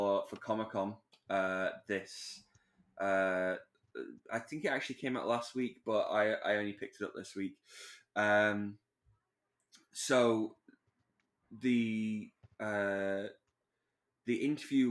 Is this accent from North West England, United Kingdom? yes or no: yes; Manchester, North West England, United Kingdom; Manchester, which is kind of my hometown